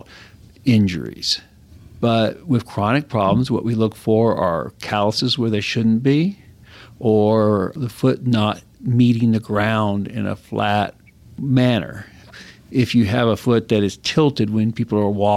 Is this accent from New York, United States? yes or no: no; West Texas, United States; also born or lived in Galveston, Texas / New Mexico / Idaho; I grew up in West Texas